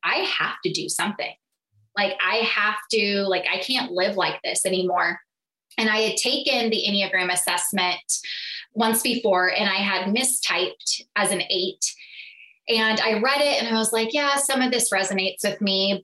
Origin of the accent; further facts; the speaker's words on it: California, United States; moved away as an adult; also born or lived in Southeast Missouri; So I moved from California to Missouri, which was beyond a culture shock for me